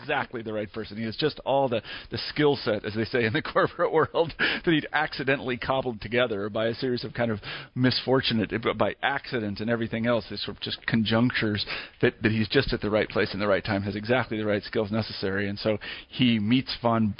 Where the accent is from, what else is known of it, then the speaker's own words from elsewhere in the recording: Kansas, United States; I grew up in Kansas